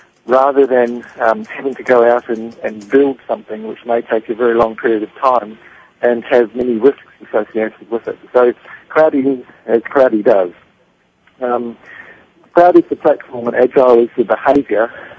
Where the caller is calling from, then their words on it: Melbourne, Victoria, Australia; calling from Melbourne in Australia.